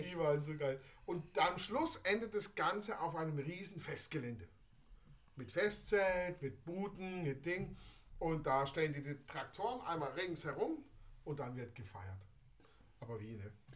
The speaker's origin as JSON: {"language": "German", "town": "Basel", "region": "Basel-Stadt", "country": "Switzerland", "said": "bei uns in Basel"}